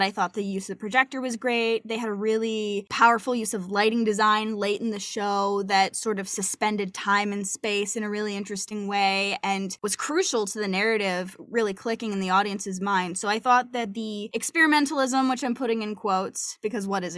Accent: United States; as an American

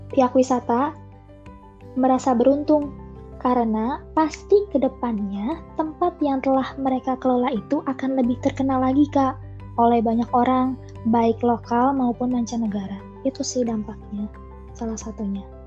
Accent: Kuningan, West Java, Indonesia; Aku berasal dari Kuningan, Jawa Barat

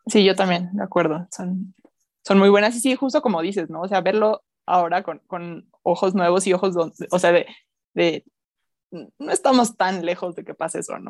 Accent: Mexico; nosotros como mexicanos

